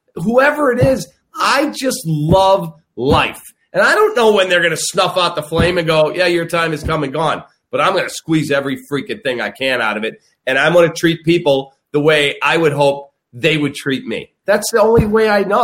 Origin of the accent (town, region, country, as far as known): Chicago, Illinois, United States; born or raised there